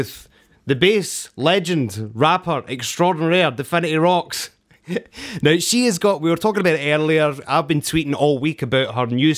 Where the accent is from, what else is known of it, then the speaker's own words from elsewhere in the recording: Scotland, United Kingdom; I'm from Scotland. We're just very close to Ireland